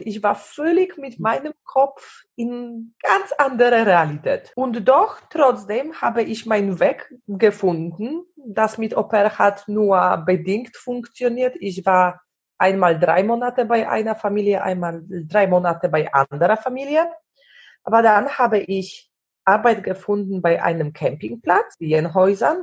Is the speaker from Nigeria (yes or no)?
no; Poland; German is a second language; moved away as an adult; also born or lived in Germany / Sweden; ich war aus Polen